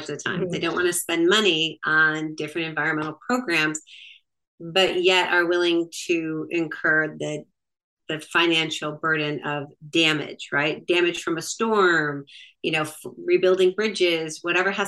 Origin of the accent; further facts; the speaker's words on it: Michigan, United States; also born or lived in Florida; now in North Fulton, Georgia, United States; I am actually from Michigan by way of Florida and have been in the North Fulton area for 25 years